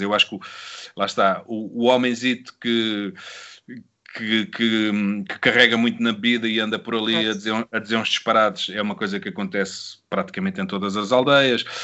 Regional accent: Sintra, Lisbon, Portugal; da junta de Rio de Moro, que foi onde eu cresci

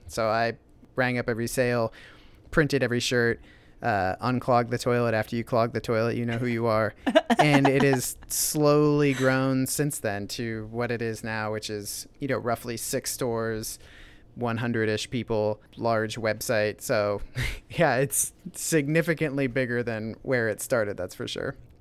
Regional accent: Van Meter, Iowa, United States; also born or lived in Pennsylvania; I grew up in Van Meter

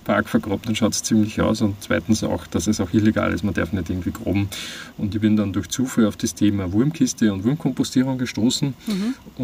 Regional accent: Austria; moved away as an adult; also born or lived in Vienna; ich bin ähm, am Land aufgewachsen und bin dann in die Stadt gezogen, nach Wien

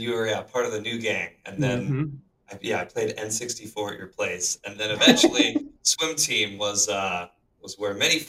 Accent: Charlotte, North Carolina, United States; who I've known for a long time growing up in Charlotte, North Carolina.

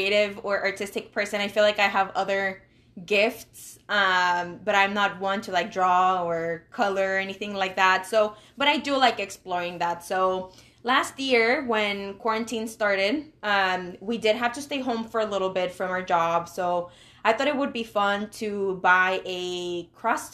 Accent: Monterrey, Nuevo León, Mexico; moved away; I am from Monterrey, Mexico

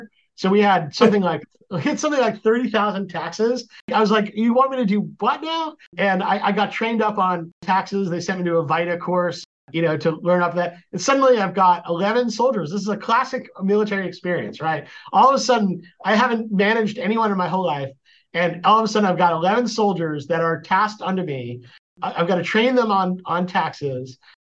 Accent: East Coast, United States; Sure. I grew up on the East Coast.

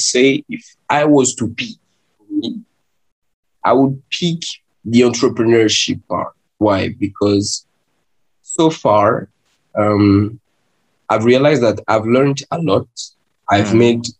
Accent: Kinshasa, DR Congo; I was born in Kinshasa. Hmm. Born in Kinshasa. I raised there. I grew up there

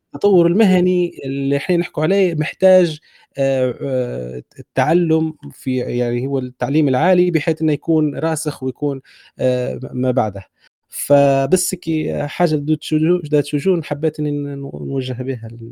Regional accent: Libya; احنا نديروها كليبيين

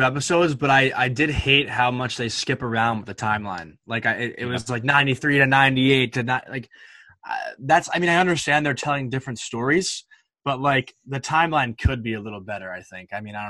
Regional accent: Syosset, New York, United States; my hometown, Syosset, Long Island

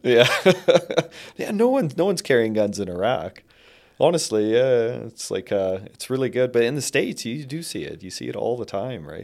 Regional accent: Canada; as a Canadian

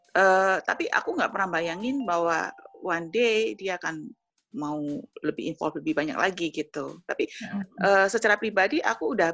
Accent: Jember, East Java, Indonesia; moved away as an adult; also born or lived in Surabaya; Nah, habis itu kan kita uh, pindah ke Surabaya, kan kita dari kota Jember, kita kuliah, kita ke Surabaya gitu.

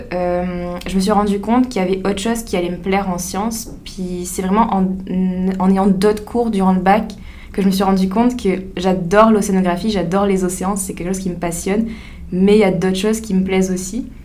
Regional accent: France; moved away as an adult; now in Rimouski, Canada; je suis française.

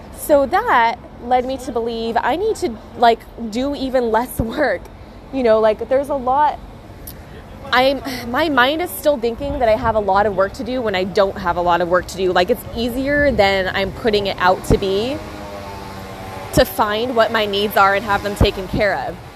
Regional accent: United States; moved away as an adult; now in Australia; I'm from the States

